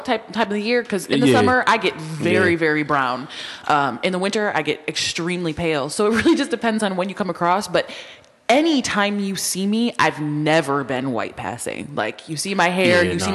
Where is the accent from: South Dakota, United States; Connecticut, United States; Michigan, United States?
Connecticut, United States; Waterbury; We grew up on Waterville